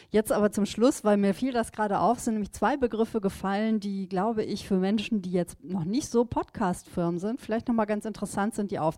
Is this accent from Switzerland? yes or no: no; Düsseldorf, North Rhine-Westphalia, Germany; Wir sagen schon, wir sind aus Düsseldorf und da kennen wir uns halt